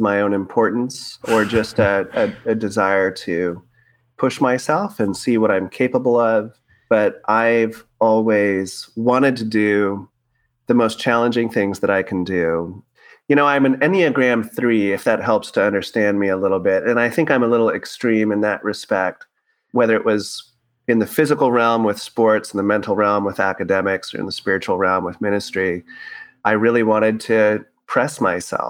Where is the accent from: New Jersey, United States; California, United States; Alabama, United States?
California, United States; Tracy; also born or lived in South San Francisco Bay Area; We moved from the South Bay Area, the South San Francisco Bay Area, out into a town called Tracy